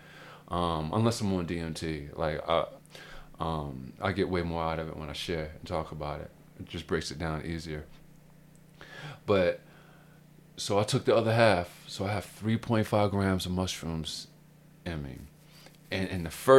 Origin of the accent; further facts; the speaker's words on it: Baltimore, Maryland, United States; I'm a homeboy from Baltimore